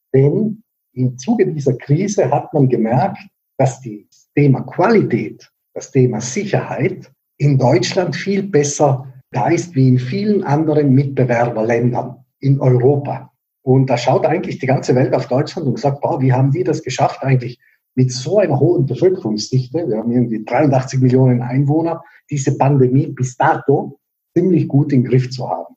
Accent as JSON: {"language": "German", "town": "Bolzano", "region": "Trentino-Alto Adige", "country": "Italy", "moved": "as an adult", "lives_now": "Freiburg, Germany", "said": "aus der Stadt, aus der ich komme, aus Bozen"}